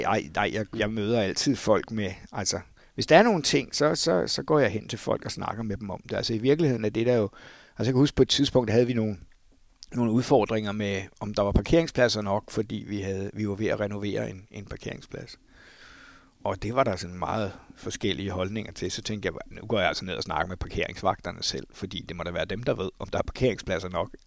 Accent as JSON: {"language": "Danish", "town": "Lyngby", "region": "Capital Region of Denmark", "country": "Denmark", "moved": "yes", "said": "jeg kommer jo fra Lømpe Torbæk Kommune oprindeligt"}